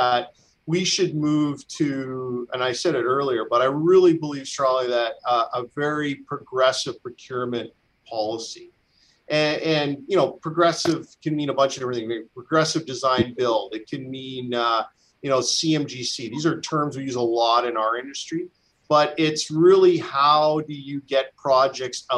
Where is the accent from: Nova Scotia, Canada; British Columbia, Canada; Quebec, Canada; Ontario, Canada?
British Columbia, Canada; our province, and I'm a British Columbian